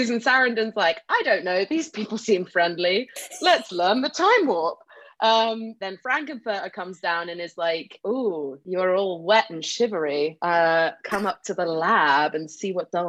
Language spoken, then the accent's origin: English; England, United Kingdom